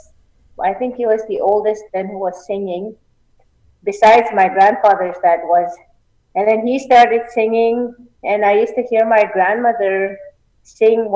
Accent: Little Pine, Saskatchewan, Canada; now in Onion Lake, Canada; I grew up in Little Pine, Saskatchewan.

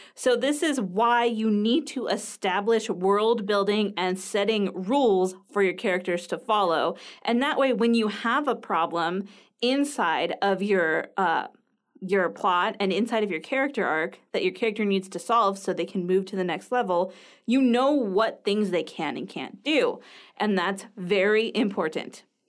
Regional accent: United States; I'm from the United States

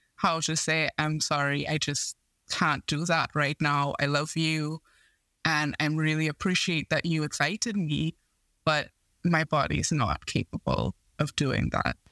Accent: Trinidad & Tobago; I grew up in Trinidad and Tobago in the Caribbean

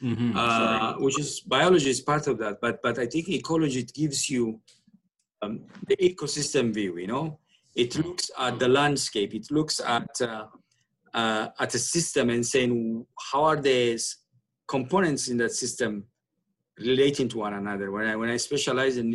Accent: Asmara, Maekel, Eritrea; moved away as an adult; now in Toronto, Canada; originally I was born and grew up in Asmara, Eritrea

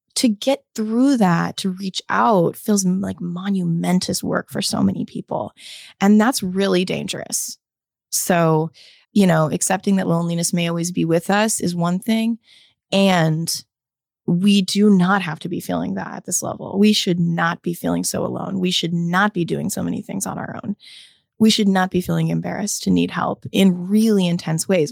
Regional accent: United States; my experience as an American

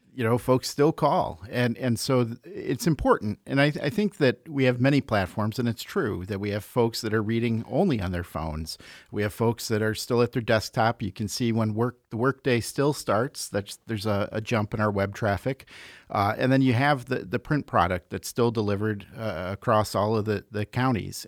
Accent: Chicago, Illinois, United States; moved away as an adult; also born or lived in Iowa City, Iowa; now in Iowa, United States; I grew up in Chicago, came out to school, went to the University of Iowa, and never left.

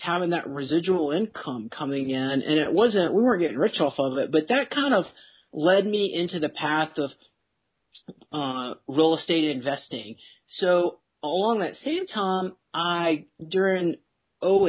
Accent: Memphis, Tennessee, United States; I grew up in Memphis

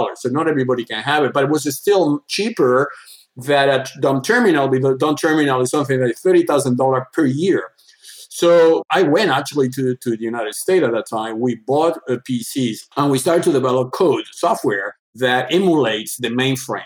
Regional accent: Andalusia, Spain; English is a second language; moved away as an adult; now in Switzerland; I born in Spain, the southern part of Spain. My father was a hotel entrepreneur doing tours in the southern part of Spain, Andalusia

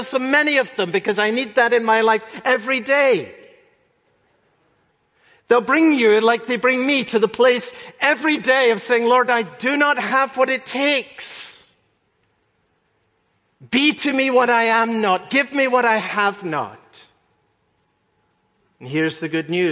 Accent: Scotland, United Kingdom; When I was growing up in Scotland

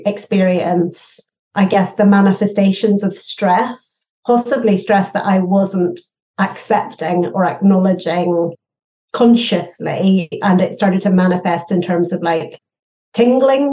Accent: Northern Ireland, United Kingdom; I grew up in Northern Ireland

